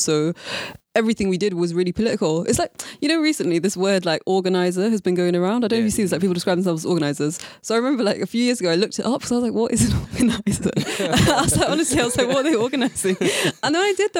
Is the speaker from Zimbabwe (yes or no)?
no; Leeds, Yorkshire and the Humber, United Kingdom; I grew up in Leeds